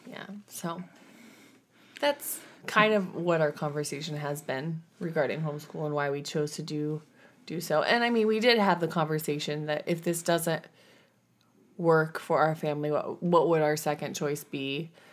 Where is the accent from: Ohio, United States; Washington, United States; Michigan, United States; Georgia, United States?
Washington, United States; we are from Washington